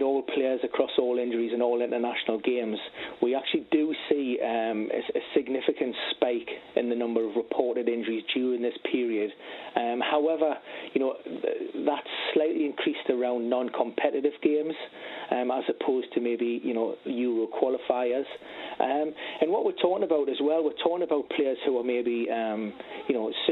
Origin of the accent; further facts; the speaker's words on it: Newcastle upon Tyne, North East England, United Kingdom; my hometown club, Newcastle